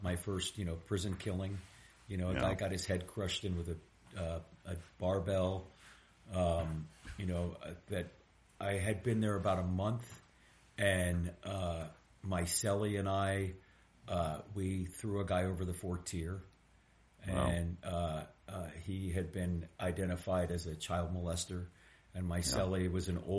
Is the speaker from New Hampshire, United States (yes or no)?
no; East Bay, California, United States; I grew up in the East Bay